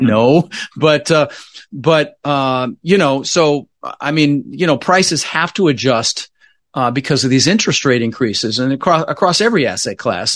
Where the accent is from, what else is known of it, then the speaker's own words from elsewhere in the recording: Denver, Colorado, United States; also born or lived in Netherlands; I immigrated to this country when I was, uh, six years old with my, uh, brother Albert, my mother's Vancha. I was born in the Netherlands, you know, wooden shoes and windmills and, and, uh, We, uh, we, um, ended up in Denver, Colorado. Um, really struggled growing up